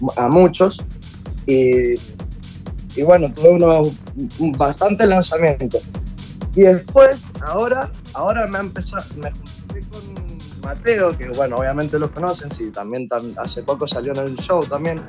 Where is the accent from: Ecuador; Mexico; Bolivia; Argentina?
Argentina; Mendoza; nací en Mendoza, Argentina.